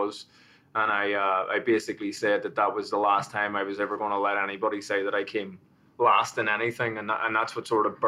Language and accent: English; Belfast, Northern Ireland, United Kingdom; also born or lived in Manhattan, New York; now in Paramus, United States; I was born in Belfast, in North Belfast, and that was during the time of the Troubles and the sort of the civil conflict. And I grew up, I went through school